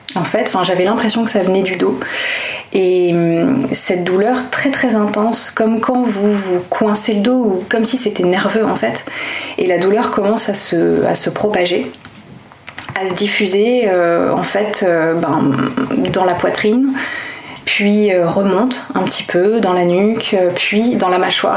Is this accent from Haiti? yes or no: no; Toulouse, Occitania, France; d'où je viens Je viens de Toulouse.